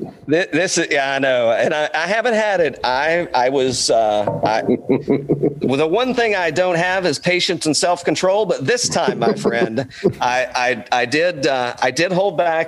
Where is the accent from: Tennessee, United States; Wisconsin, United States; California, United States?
Tennessee, United States; East; now in Georgia, United States; I grew up in East Tennessee, kind of moonshine running up there.